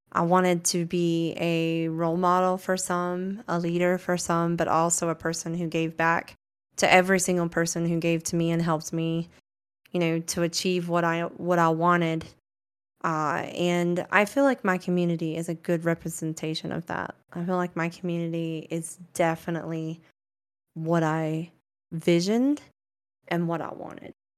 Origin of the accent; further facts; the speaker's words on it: Branford, Florida, United States; moved away as an adult; now in Colorado, United States; I grew up in Florida with the Sticks and the Gators